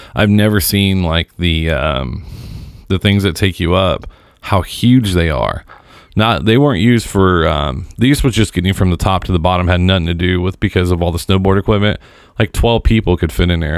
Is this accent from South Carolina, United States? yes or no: no; Seymour, Indiana, United States; my hometown. And if you've listened to any of the shows I've ever done, that is the big metropolis of Seymour, Indiana